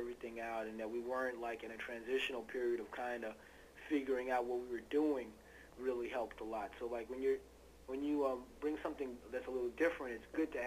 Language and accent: English; New York City, New York, United States; being from New York, I mean, I love it, you know, and I grew up in Brooklyn